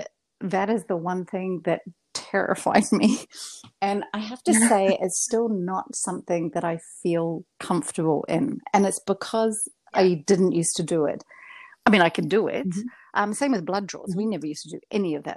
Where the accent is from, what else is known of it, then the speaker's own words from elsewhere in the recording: Invercargill, Southland, New Zealand; first language English; moved away as an adult; now in Montreal, Canada; my hometown, which was Invercargill in New Zealand.